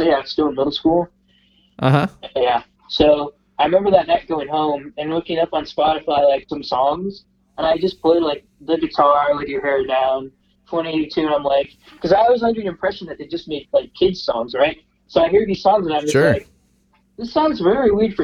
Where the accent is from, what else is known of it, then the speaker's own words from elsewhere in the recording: Omaha, Nebraska, United States; I grew up in Omaha.